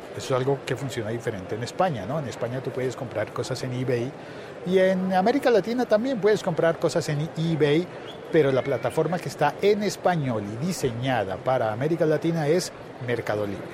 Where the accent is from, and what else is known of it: Colombia